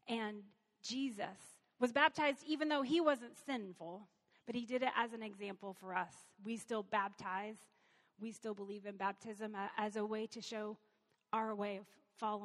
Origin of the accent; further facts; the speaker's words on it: Lexington, Kentucky, United States; now in Cincinnati, United States; I'm from Kentucky. I'm not from Covington. I'm from Lexington